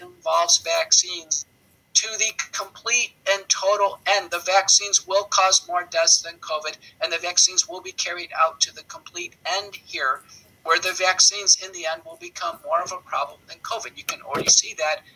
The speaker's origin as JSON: {"language": "English", "country": "United States", "said": "as an American"}